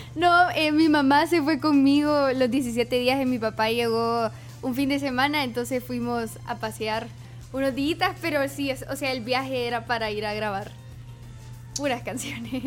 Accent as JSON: {"language": "Spanish", "country": "El Salvador", "said": "soy cantante salvadoreña y tengo 19 años"}